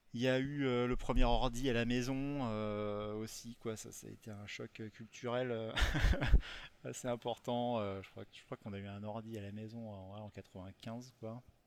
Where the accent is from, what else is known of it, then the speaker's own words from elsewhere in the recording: Rochefort, Nouvelle-Aquitaine, France; je viens de, de Rochefort-sur-Mer, de La Rochelle